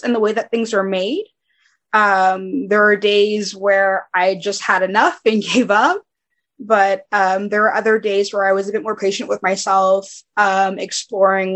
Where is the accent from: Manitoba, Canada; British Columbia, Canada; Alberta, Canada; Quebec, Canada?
Quebec, Canada; Montreal; I'm from Montreal